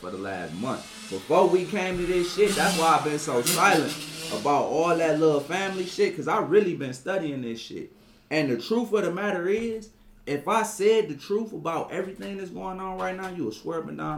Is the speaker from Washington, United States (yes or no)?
no; Cleveland, Ohio, United States; I grew up in Garden Valley